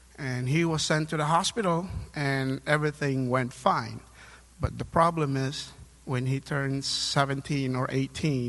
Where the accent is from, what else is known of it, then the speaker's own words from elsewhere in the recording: Philippines; moved away as an adult; now in United States; I was born and raised in the Philippines. I came over here to the U.S. in 2010